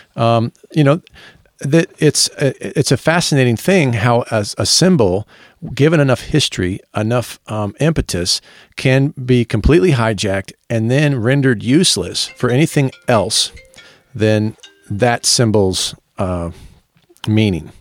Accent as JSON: {"language": "English", "region": "Virginia", "country": "United States", "tie": "born or raised there", "also_born_or_lived": "Philadelphia", "moved": "as an adult", "lives_now": "Bowling Green, United States", "said": "growing up in Virginia, I saw it"}